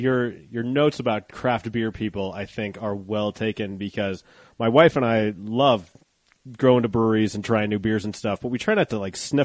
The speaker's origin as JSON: {"language": "English", "town": "Golden", "region": "Colorado", "country": "United States", "tie": "born or raised there", "said": "I grew up in Golden"}